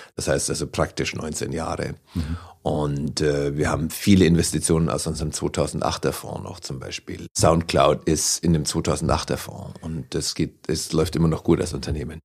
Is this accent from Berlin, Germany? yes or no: no; Oberasbach, Bavaria, Germany; accent: Franconian; moved away as an adult; also born or lived in Altenberg; now in New York, United States; Aufgewachsen bin ich in der Nähe von Nürnberg. Geboren in Altenberg und dann in Oberasbach